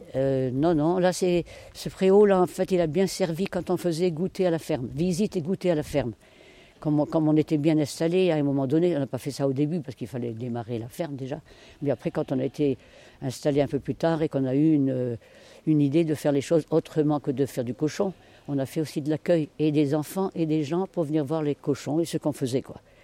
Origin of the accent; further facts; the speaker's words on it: Finistère, Brittany, France; moved away as an adult; now in Morbihan, France; je suis du Finistère et chez nous, l'habitat est différent.